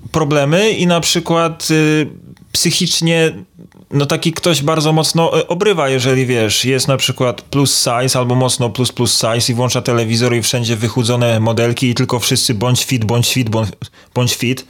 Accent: Toruń, Kuyavian-Pomeranian Voivodeship, Poland; jestem z Torunia

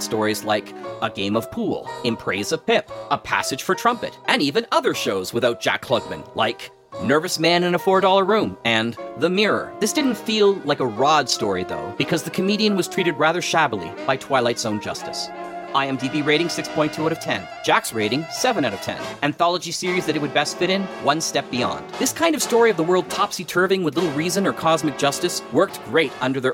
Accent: Canada; As a Canadian

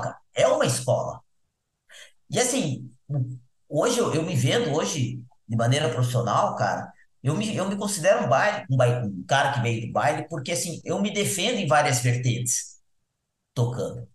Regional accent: Paranaguá, Paraná, Brazil; moved away; also born or lived in Florianópolis / São Paulo; Eu nasci em Floripa, mas nasci em Florianópolis. Mas nessa época, meu pai trabalhava em Paranaguá, a família foi para lá, e eu passei minha infância lá

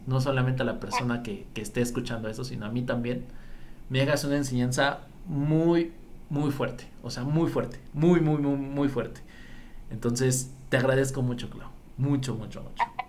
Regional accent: Mexico; mi mexicano, mi gente

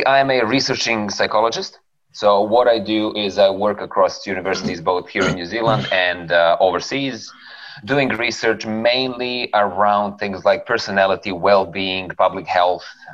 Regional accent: Serbia; I am from Serbia. So that's a black hole in Eastern Europe where we had a host of very interesting, how do we call it, local and domestic unrest situations while I was growing up

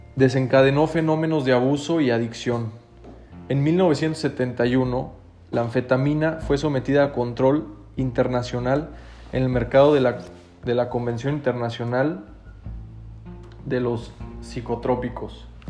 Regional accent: Mexico; podemos salir adelante todos juntos como mexicanos

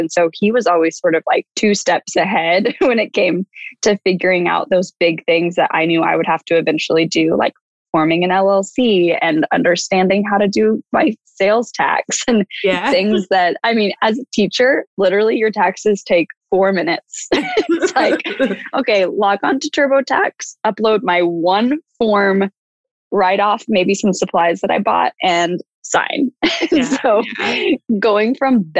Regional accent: Dallas, Texas, United States; moved away as an adult; also born or lived in Austin, Texas / Houston, Texas / Los Angeles, California; I grew up in Dallas

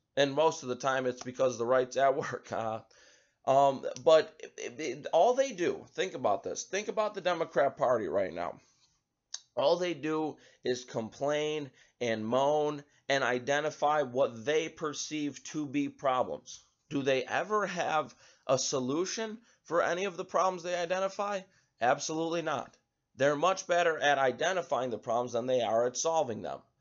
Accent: United States

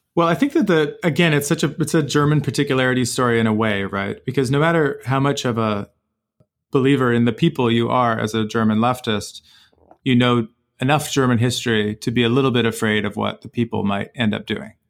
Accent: Canada; I as a Canadian citizen

